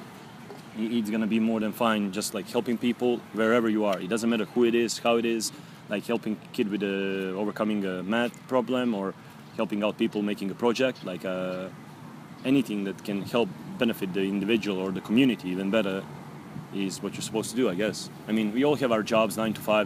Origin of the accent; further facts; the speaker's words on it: Gornji Milanovac, Šumadija and Western Serbia, Serbia; moved away as an adult; now in Cambodia; I'm from Serbia, a little small country in Balkans. 7 million of us, I guess. 8 maybe. I'm from a small town called Gornji Milanovac, but I spend most of my time in the village